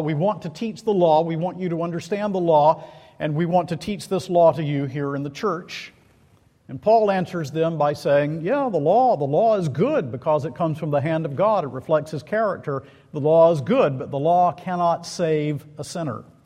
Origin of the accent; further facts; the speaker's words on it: Macon, Georgia, United States; Central City Park in Macon, Georgia, my hometown